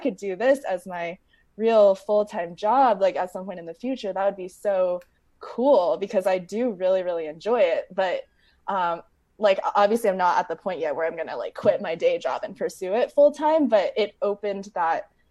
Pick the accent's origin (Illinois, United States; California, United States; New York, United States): California, United States; San Diego; also born or lived in Bay Area, California; I grew up in San Diego, California, and then I moved up to the Bay Area for college, and I've just been in in California ever since